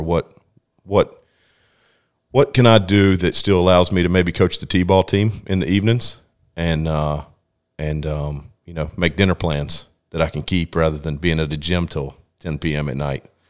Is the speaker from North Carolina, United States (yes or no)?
yes; Lexington, North Carolina, United States; actually grew up in Lexington, North Carolina